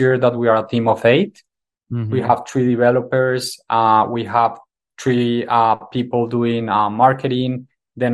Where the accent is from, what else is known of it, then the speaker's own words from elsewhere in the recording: Colombia; I come from Colombia